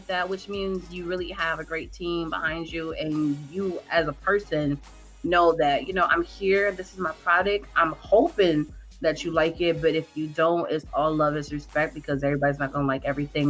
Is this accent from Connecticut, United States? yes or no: yes; Connecticut, United States; I'm from Connecticut right next to New York